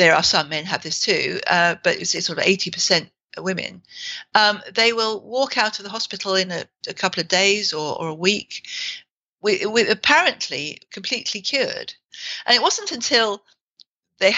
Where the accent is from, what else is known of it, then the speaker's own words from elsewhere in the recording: England, United Kingdom; we're English